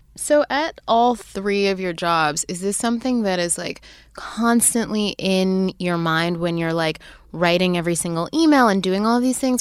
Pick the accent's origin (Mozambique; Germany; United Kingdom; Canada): Canada; now in United States; I was born and raised in Canada